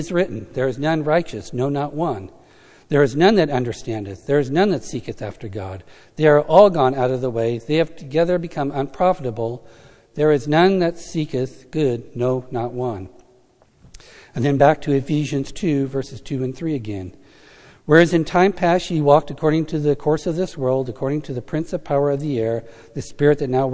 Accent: United States; being an American

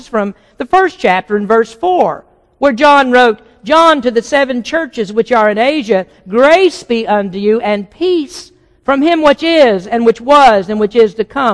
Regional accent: Kentucky, United States; moved away; Kentucky is about 60% Baptist. That's where I grew up

